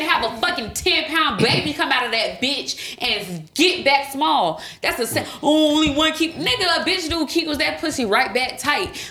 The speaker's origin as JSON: {"language": "English", "region": "Florida", "country": "United States", "said": "I'm from Florida"}